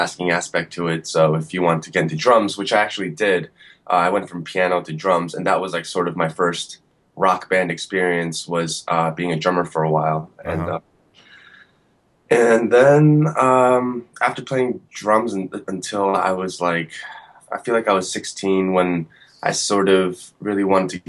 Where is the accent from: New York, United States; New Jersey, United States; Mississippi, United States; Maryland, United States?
New Jersey, United States; Woodbridge; I actually grew up in Central Jersey, like Woodbridge area, Middlesex County, like suburban Jersey